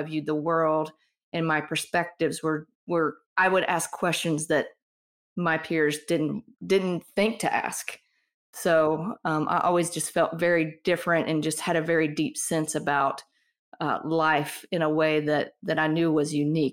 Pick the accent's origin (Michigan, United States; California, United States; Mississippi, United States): Mississippi, United States; moved away as an adult; also born or lived in Miami / Colorado; growing up in Mississippi, religion here is very conservative